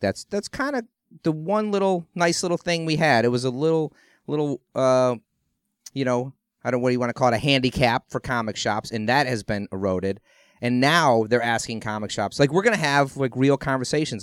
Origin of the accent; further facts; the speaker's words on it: Ohio, United States; I grew up in Ohio